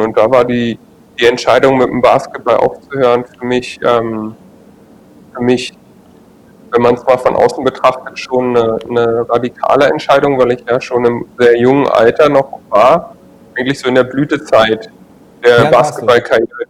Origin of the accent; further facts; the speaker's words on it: Berlin, Germany; moved away; also born or lived in Trier; ich komme jetzt ja aus Berlin und bin kenne die kenne schon die Großstadt gut